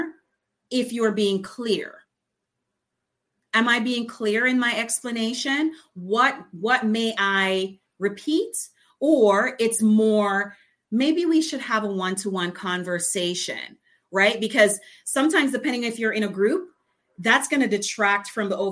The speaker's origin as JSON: {"language": "English", "country": "Jamaica", "accent": "patois", "said": "I'm from Jamaica. So ever so often my patois comes out"}